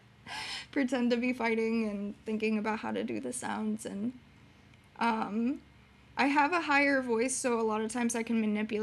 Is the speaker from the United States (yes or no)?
yes; Orlando, Florida, United States; moved away; when I used to live in Florida, and I grew up in Orlando or around Orlando, Florida